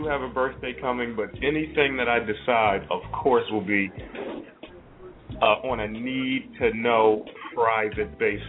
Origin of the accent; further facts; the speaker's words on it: United States; as an American